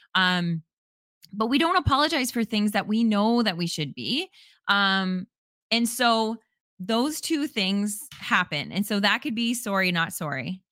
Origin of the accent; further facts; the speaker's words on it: Canada; as a Canadian